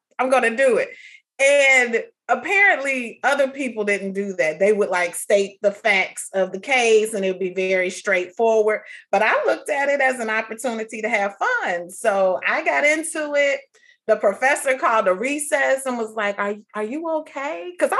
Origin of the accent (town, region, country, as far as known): Atlanta, Georgia, United States